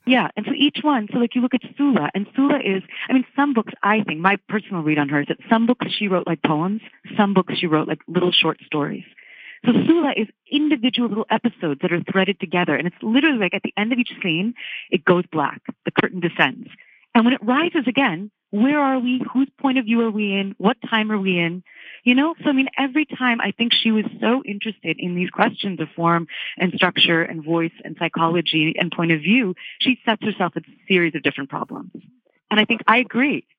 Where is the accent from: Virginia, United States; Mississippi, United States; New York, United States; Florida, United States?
Virginia, United States; I grew up in Virginia